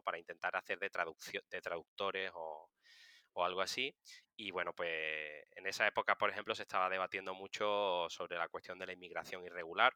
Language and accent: Spanish; Seville, Andalusia, Spain; moved away as an adult; now in Madrid, Spain; soy de Sevilla, pero llevo siete años viviendo en Madrid